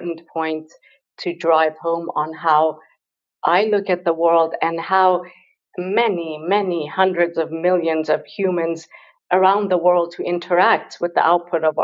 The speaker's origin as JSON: {"language": "English", "country": "Iran", "tie": "born or raised there", "also_born_or_lived": "London", "moved": "yes", "said": "I grew up in Iran, and my mother is a very fierce feminist educator"}